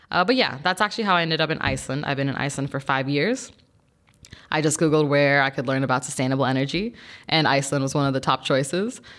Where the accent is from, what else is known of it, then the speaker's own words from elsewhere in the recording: Mexico; also born or lived in South Florida, United States / Georgia, United States / France / Germany; Um, so I am originally from Mexico. I was born there, and my mother's Mexican, and my father's German.